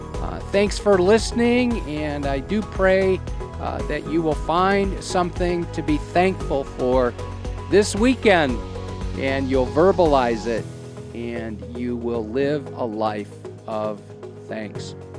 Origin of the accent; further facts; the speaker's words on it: Wisconsin, United States; now in Quad Cities, United States; I'm a cheesehead from Wisconsin, I can think of no place I'd rather live than the Quad Cities.